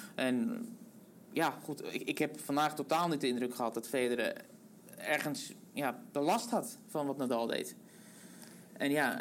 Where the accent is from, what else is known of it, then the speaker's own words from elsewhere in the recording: Netherlands; ons als Nederlanders